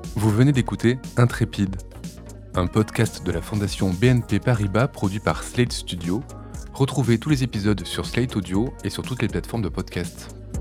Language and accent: French; Hérouville-Saint-Clair, Normandy, France; j'ai grandi à Hérouville-Saint-Clair